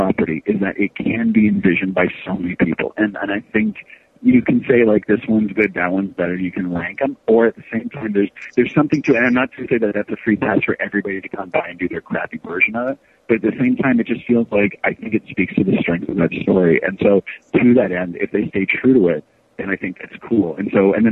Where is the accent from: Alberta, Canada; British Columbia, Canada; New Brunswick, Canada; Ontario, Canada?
New Brunswick, Canada; moved away as an adult; also born or lived in California; now in Vancouver, Canada; I grew up in New Brunswick for the most part